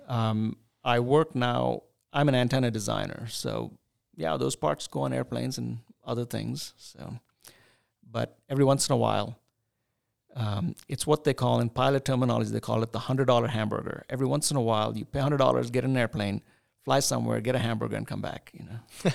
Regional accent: Chennai, Tamil Nadu, India; also born or lived in New Delhi, India / Pittsburgh, United States; now in United States; growing up in India, in southern India, in the city of Chennai, which was called Madras at that time

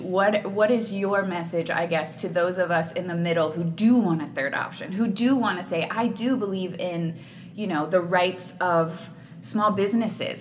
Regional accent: Katy, Texas, United States; I'm a hometown girl. I'm from Katy, born and mm-hmm. raised.

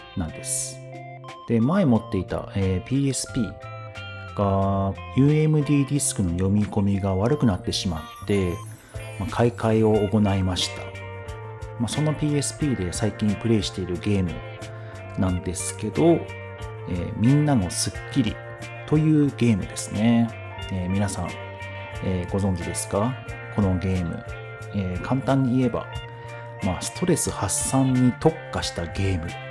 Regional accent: Hokkaido, Japan; 生まれも育ちも北海道、え牛乳やじゃがいも、えスイーツが有名なところに住んでおります。

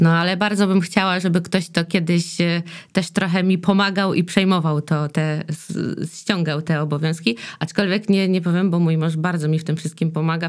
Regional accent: Dębica, Subcarpathian Voivodeship, Poland; now in Silesia, Poland; ja w ogóle jestem z Dębicy, że stamtąd pochodzę

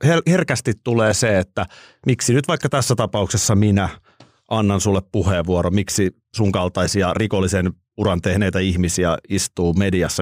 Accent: Nurmijärvi, Uusimaa, Finland; mä oon Nurmijärveltä ja vilkas poika

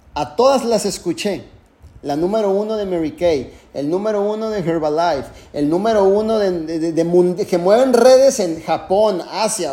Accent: Tijuana, Baja California, Mexico; yo soy mexicano. Nací en Tijuana, Baja California

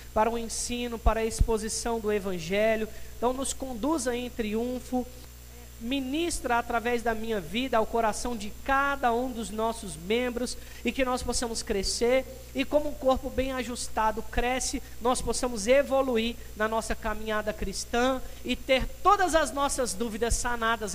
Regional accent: Brazil; Nós como brasileiros

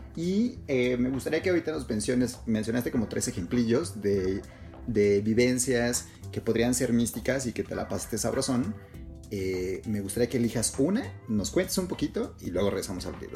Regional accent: Mexico; Nosotros nacimos en México, nos criamos en México, vivimos en México

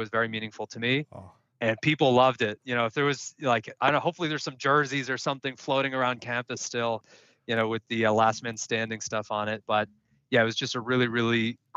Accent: Silicon Valley, California, United States; also born or lived in Indiana; I was born and raised in Silicon Valley, which I am here today.

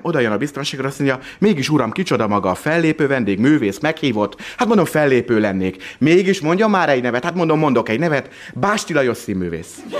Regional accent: Miskolc, Borsod-Abaúj-Zemplén, Hungary; én Miskolci vagyok

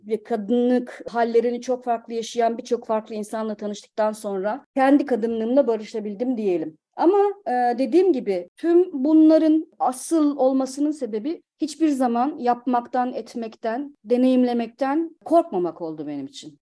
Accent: Kütahya, Turkey; moved away as an adult; also born or lived in Ankara / Bodrum / Istanbul; now in Hamburg, Germany; Kütahya doğumluyum.

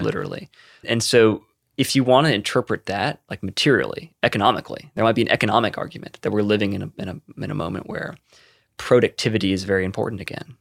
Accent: Concord, North Carolina, United States; moved away as an adult; now in Bay Area, United States; I moved to Concord, North Carolina, where I grew up.

